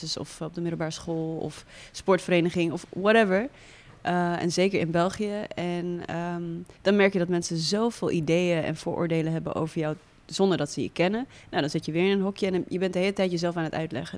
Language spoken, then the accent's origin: Dutch; Netherlands; also born or lived in Windhoek, Namibia; ik groeide op in Nederland